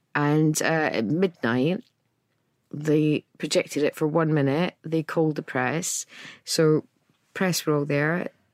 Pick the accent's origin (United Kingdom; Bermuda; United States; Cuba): United Kingdom; Scotland; I'm Scottish.